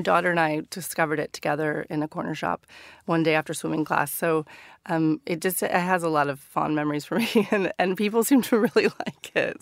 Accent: Northern California, United States; moved away as an adult; now in London, United Kingdom; growing up in Northern California.

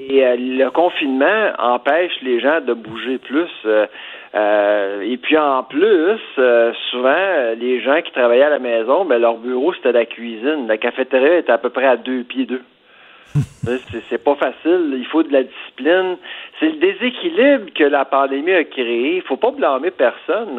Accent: Farnham, Quebec, Canada; je viens de Farnham, des cantons d'Est, pas loin de Warwick, pas loin de Drummondville

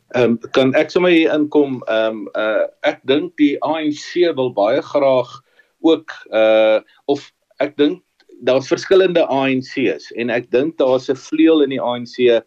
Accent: South Africa

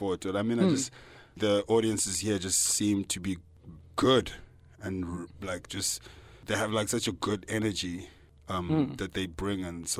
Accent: Johannesburg, Gauteng, South Africa; I'm from Johannesburg performing.

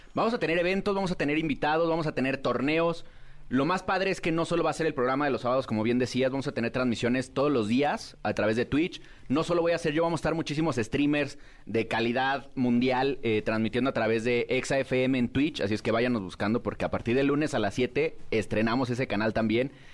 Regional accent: Mexico; como mexicanos, nunca falta el albur

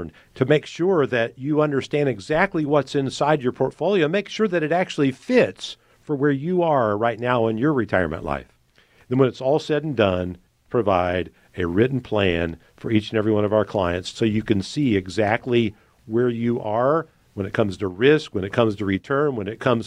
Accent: United States; as an American

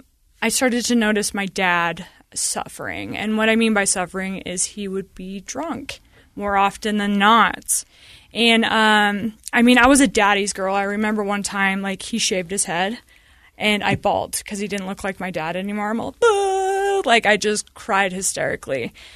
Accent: Sandy, Utah, United States; I mean, I grew up in Sandy, and we had a stay-at-home mom, and it was great.

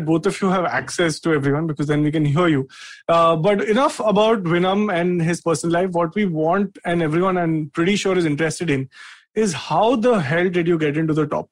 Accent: Delhi, India; I'm also born and raised Delhi

